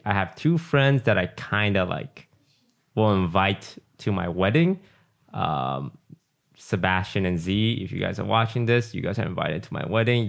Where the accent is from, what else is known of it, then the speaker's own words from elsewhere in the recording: Malaysia; moved away; growing up in Malaysia was, like, living in the jungle.